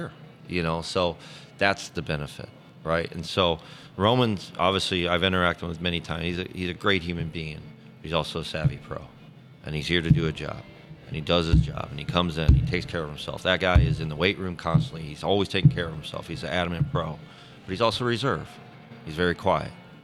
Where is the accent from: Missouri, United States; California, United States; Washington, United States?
Missouri, United States; St. Louis; it's my hometown